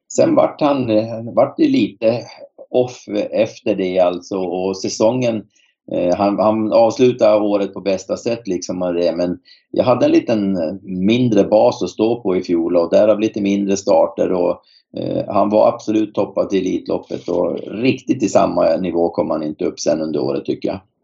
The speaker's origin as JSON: {"language": "Swedish", "town": "Boden", "region": "Norrbotten County", "country": "Sweden", "moved": "yes", "said": "Jag kommer själv från Boden"}